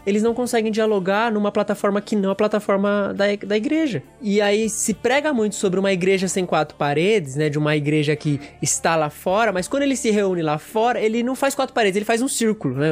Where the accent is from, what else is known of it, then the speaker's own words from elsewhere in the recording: Brazil; eu sou brasileiro